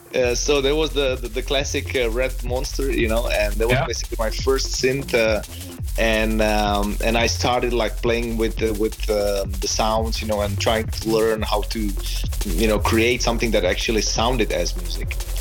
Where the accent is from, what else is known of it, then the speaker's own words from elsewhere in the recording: Prague, Czechia; also born or lived in Australia; I'm originally from Prague, Czech Republic, and, and basically I spent my childhood